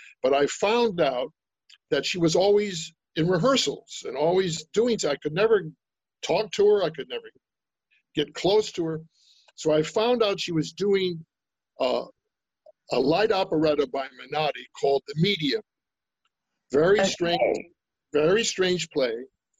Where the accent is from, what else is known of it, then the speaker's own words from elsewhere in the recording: Brooklyn, New York, United States; Well, you know, I came from New York and I'm from Brooklyn. I'm from New York.